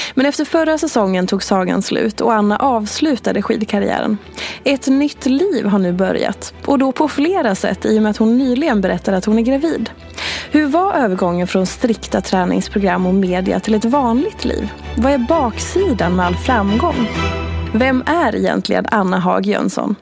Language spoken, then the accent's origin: Swedish; Hedemora, Dalarna County, Sweden; jag är uppvuxen i Hedemora